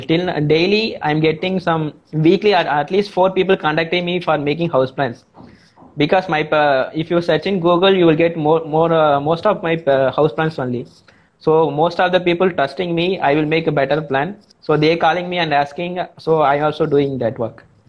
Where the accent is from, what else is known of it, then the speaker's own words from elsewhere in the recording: Tamil Nadu, India; I am from Tamil Nadu uh, in India